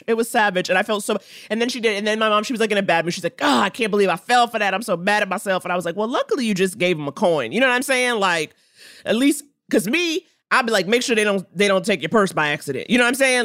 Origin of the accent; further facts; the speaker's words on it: New York City, New York, United States; I grew up in Harlem.